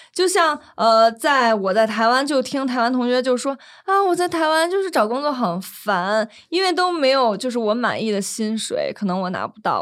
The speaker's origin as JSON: {"language": "Chinese", "country": "China", "said": "我们大陆人"}